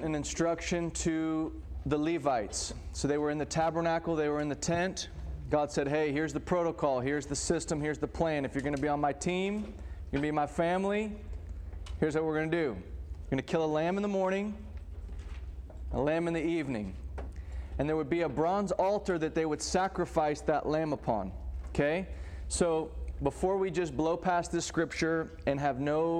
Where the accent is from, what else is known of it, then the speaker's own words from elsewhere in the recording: Texas, United States; I grew up in Texas, so this is, for those of you who are not, this is just part of our culture and life